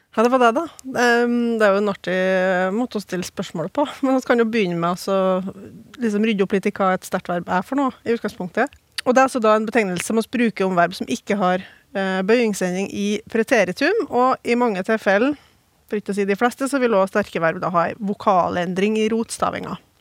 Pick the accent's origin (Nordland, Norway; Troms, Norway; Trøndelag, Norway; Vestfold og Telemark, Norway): Trøndelag, Norway; Oppdal; i hjembygda mi Oppdal